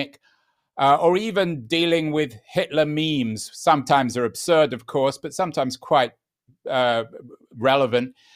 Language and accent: English; London, United Kingdom; a Holocaust survivor who I grew up with in London